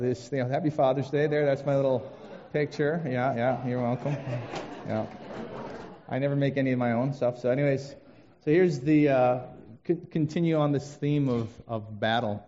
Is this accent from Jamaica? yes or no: no; Vancouver, British Columbia, Canada; moved away as an adult; now in Detroit, United States; I grew up in Vancouver for the first 22 years of my life